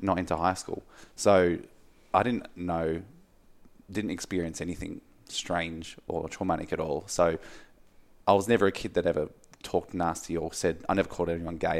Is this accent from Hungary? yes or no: no; Mount Martha, Victoria, Australia; growing up where I grew up in Mount Martha